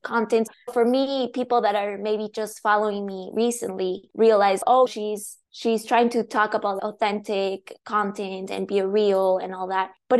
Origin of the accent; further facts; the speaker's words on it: La Paz, Bolivia; English is a second language; moved away as an adult; now in Seattle, United States; I was born and raised in Bolivia. I grew up there. So I moved to the US in 2013.